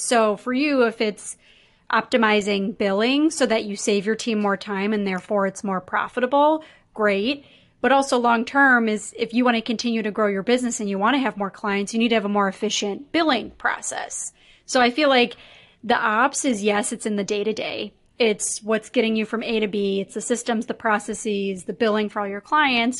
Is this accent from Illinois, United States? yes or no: yes; Chicago, Illinois, United States; now in Minneapolis, United States; I'm based in Minneapolis, but I'm from Chicago.